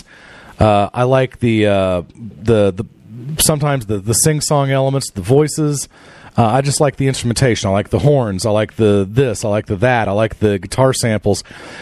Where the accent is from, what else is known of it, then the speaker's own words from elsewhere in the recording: Norman, Oklahoma, United States; growing up in Norman